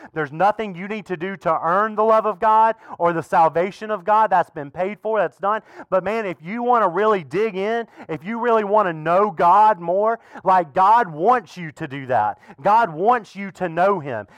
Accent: the South, United States; now in Fredericksburg, United States; I grew up in the South

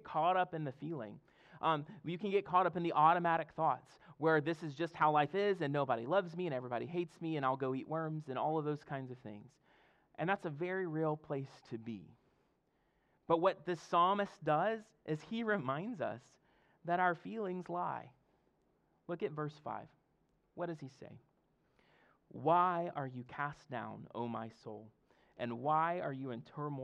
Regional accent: Mississippi, United States; now in Fredericksburg, United States; I'm from Mississippi, and our ocean's the Gulf of Mexico

